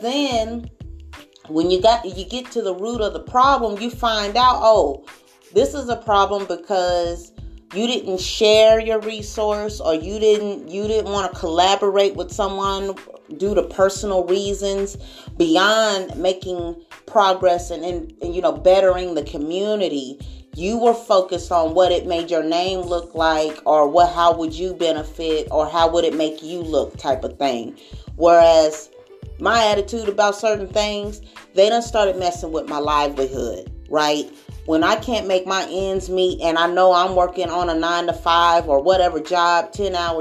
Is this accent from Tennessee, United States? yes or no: no; Springfield, Missouri, United States; moved away; I was born here in Springfield, Missouri. Went to Boyd Elementary, Berry Elementary, Jared Middle School, like a Northside kid. Then we moved Midtown, but Springfield has been home all of my life